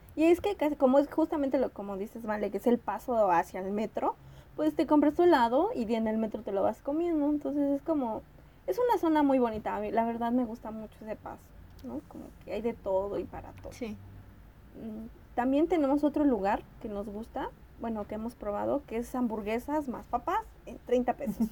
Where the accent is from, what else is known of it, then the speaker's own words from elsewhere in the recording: State of Mexico, Mexico; moved away as an adult; now in Mexico City, Mexico; yo soy del Estado de México, entonces se me hizo más fácil irme a rentar cerca